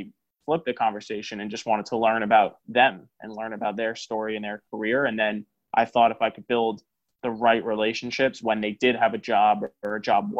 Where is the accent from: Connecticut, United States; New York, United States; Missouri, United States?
New York, United States; I'm from New York